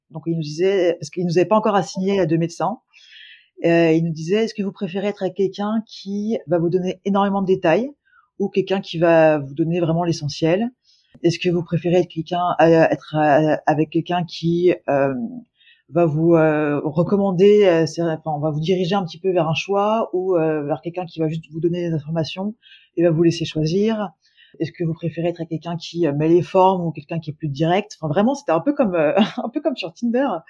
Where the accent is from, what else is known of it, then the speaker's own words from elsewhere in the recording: Lyon, Auvergne-Rhône-Alpes, France; moved away as an adult; also born or lived in Ireland; now in Toronto, Canada; je suis originaire de Lyon